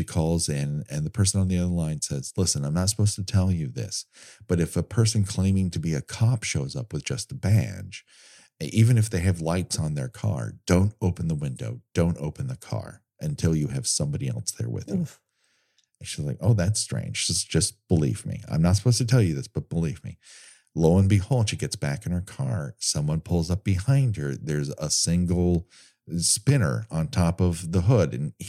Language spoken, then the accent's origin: English; Glendale, California, United States; I grew up in Glendale.